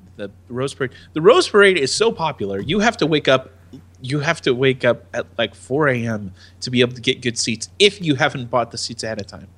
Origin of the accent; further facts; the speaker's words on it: United States; I'm an American